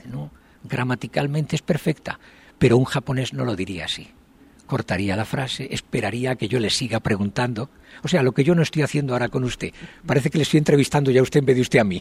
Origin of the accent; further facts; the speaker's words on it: Spain; moved away as an adult; now in Japan; yo soy español, los españoles tenemos el defecto de hablar muy deprisa